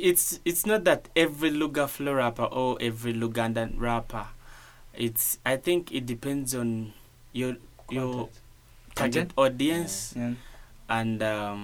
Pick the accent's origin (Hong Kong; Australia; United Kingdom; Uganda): Uganda; English is a second language